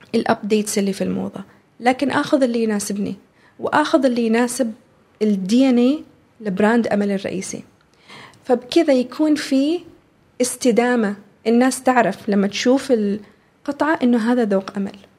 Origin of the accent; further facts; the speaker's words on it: Oman; هذه هويتنا احنا كعمانيين